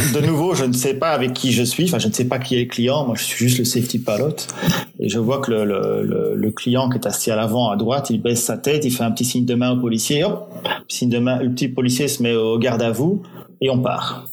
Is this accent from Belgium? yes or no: yes; Belgium; je suis belge